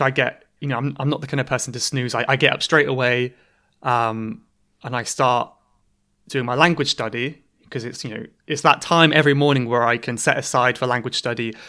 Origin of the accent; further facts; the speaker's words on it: Cornwall, South West England, United Kingdom; now in London, United Kingdom; I'm from Cornwall in England